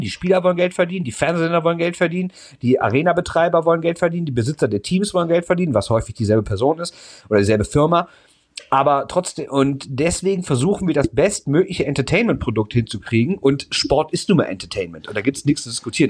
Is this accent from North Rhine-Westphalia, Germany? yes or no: yes; Düsseldorf, North Rhine-Westphalia, Germany; ich bin Düsseldorfer, ich bin als Kind zum ersten Mal klassisch mit Vater an der Hand zur Bremenstraße gegangen